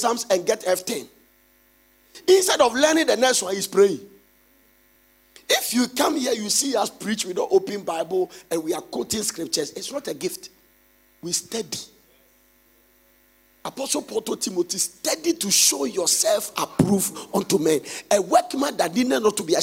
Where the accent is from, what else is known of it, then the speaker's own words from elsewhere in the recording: Ghana; as a Ghanaian